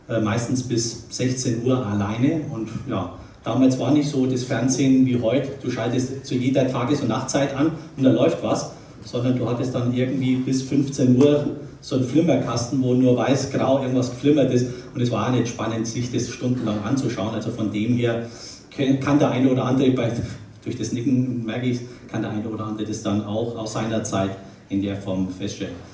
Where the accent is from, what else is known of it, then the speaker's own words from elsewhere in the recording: Nuremberg, Bavaria, Germany; born there; bin, oder andersrum, ich werde im Oktober 57 Jahre alt. Bin geboren in Nürnberg, das hört man so ein bisschen an, an der Sprache, gell?